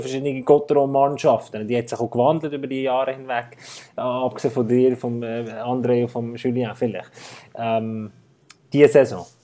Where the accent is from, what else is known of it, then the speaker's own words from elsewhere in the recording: Bern, Switzerland; ich bin Gotro-Sympathisant als Berner